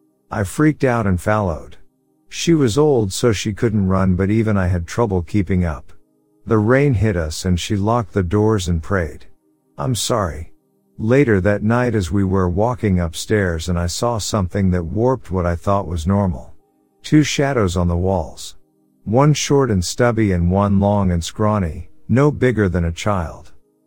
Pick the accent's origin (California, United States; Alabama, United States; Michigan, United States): Alabama, United States; The first time was when I was a child growing up in Alabama.